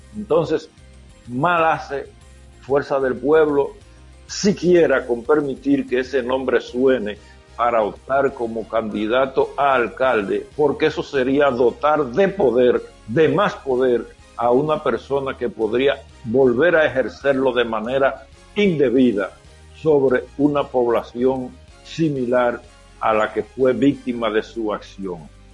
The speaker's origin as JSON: {"language": "Spanish", "region": "Elías Piña", "country": "Dominican Republic", "tie": "born or raised there", "moved": "yes", "said": "soy nativo de Elia Piña"}